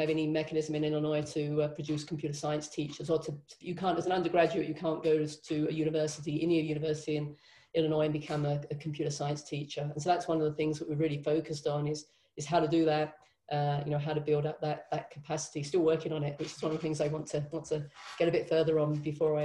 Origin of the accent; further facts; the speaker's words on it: London, United Kingdom; moved away as an adult; also born or lived in Nottingham, United Kingdom / Cardiff, United Kingdom / Berlin, Germany / Moscow, Russia; now in Laramie, United States; I grew up in London